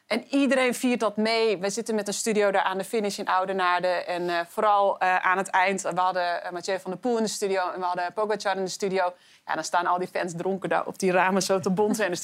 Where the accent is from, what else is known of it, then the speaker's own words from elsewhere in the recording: Netherlands; als Nederlander